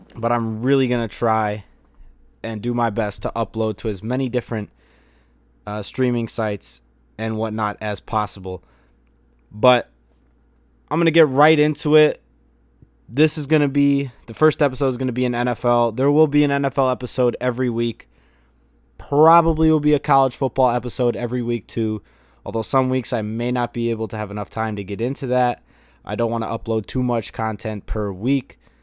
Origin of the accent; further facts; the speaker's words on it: Chicago, Illinois, United States; my hometown, Chicago